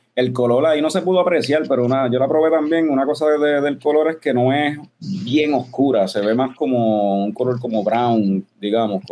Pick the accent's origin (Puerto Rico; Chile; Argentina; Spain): Puerto Rico; somos de Puerto Rico